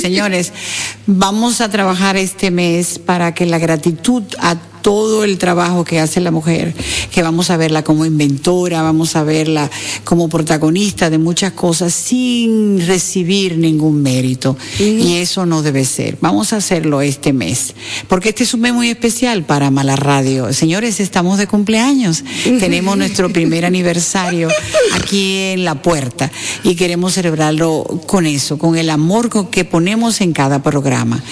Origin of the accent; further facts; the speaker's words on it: Dominican Republic; nosotras las dominicanas.